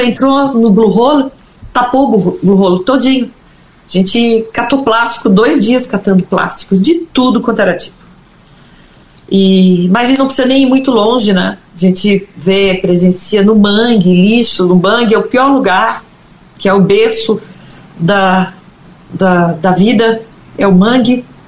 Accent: Brazil

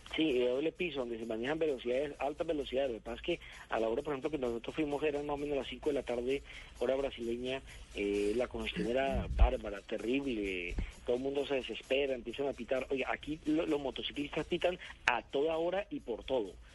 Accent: Colombia; nosotros que nos vinimos de Colombia

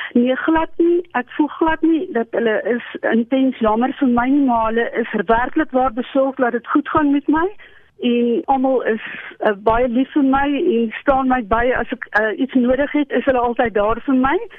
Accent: Potchefstroom, North West, South Africa; moved away as an adult; also born or lived in Primrose East, Germiston; now in Loxton, South Africa; ek het groot geword in die laerskool in Primrose Oos en daarna as ek in my hoërskool en my studente daar maar die hele tyd in Potchefstroom gewees

